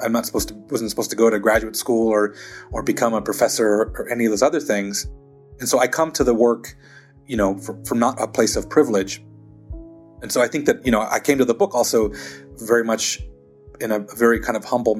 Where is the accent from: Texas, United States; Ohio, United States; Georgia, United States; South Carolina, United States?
Texas, United States; also born or lived in Germany / Philadelphia / Long Beach; growing up in South Texas, 6 miles from the U.S.-Mexico border, growing up in Germany, growing up in Philadelphia, in Long Beach, California